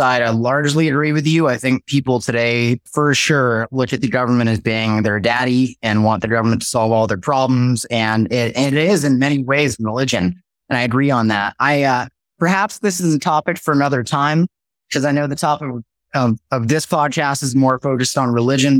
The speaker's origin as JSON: {"language": "English", "region": "California", "country": "United States", "tie": "born or raised there", "said": "I grew up actually in one of the worst states in America, in my opinion, which is California"}